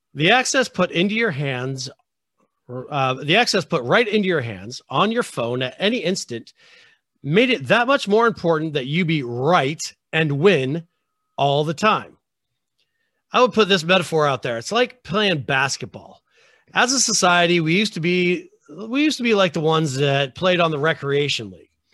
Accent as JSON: {"language": "English", "country": "United States"}